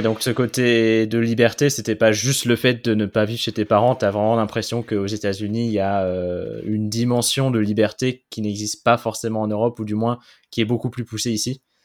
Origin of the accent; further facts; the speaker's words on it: France; je suis français